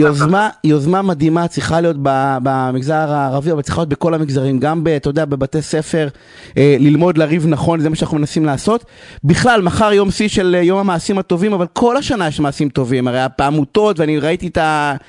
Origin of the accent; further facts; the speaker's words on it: Beersheba, Southern District, Israel; אני גדלתי בבאר שבע